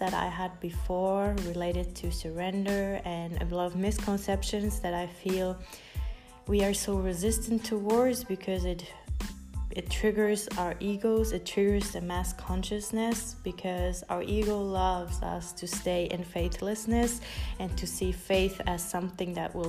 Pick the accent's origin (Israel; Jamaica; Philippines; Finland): Finland; moved away; also born or lived in United States / Colombia; I grew up in Finland